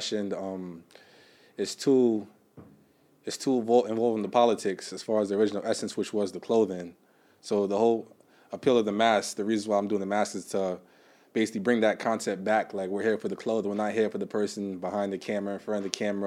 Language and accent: English; New York City, New York, United States; I'm from New York, of course, the Bronx, uptown, little Jamaica